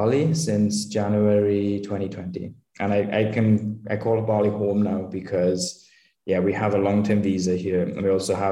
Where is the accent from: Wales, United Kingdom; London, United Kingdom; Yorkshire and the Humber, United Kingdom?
Wales, United Kingdom; moved away as an adult; I'm originally from Wales in the UK